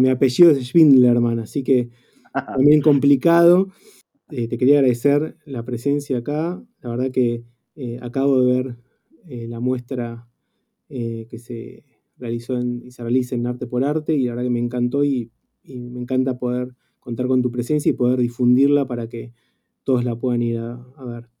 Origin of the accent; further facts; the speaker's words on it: Argentina; todos los que somos fotógrafos argentinos